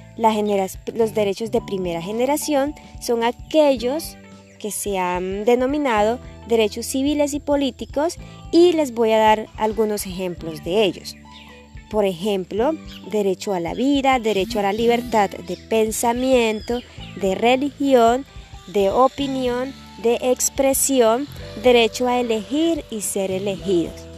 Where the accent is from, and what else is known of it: Colombia